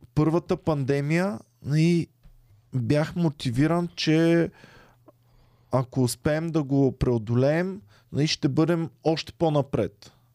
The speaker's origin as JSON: {"language": "Bulgarian", "town": "Stara Zagora", "region": "Stara Zagora Province", "country": "Bulgaria", "tie": "born or raised there", "moved": "yes", "said": "как съм тръгнал от Стара Загора, където аз си имах стая"}